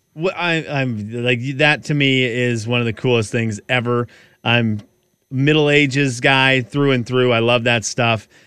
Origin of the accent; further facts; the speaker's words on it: Pacific Northwest, United States; we're from the Pacific Northwest